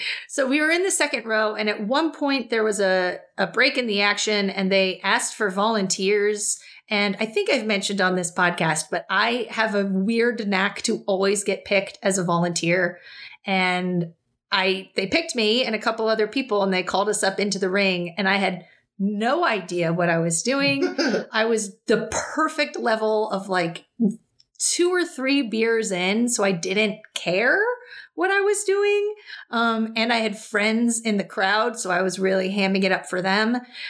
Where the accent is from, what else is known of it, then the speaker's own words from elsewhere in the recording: Hartford, Connecticut, United States; And they got to me and I said, " … from Hartford, Connecticut."